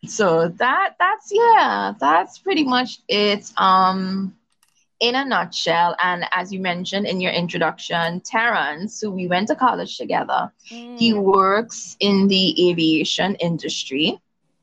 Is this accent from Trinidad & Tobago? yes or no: yes; Trinidad & Tobago; being West Indian, born and raised in Trinidad. In particular, my grandmother's from Tobago, but I was born and raised on the island of Trinidad.